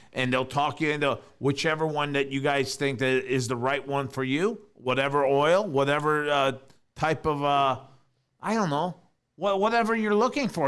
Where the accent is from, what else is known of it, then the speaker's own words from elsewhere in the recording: New York, United States; moved away; growing up in New York